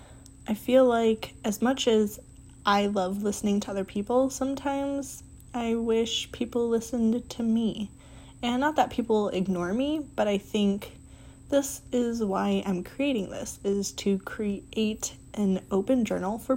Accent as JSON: {"language": "English", "town": "Detroit", "region": "Michigan", "country": "United States", "tie": "born or raised there", "moved": "as an adult", "lives_now": "South Bend, United States", "said": "I grew up in Detroit, Michigan, like Detroit. A city in Southwest in Mexican Town."}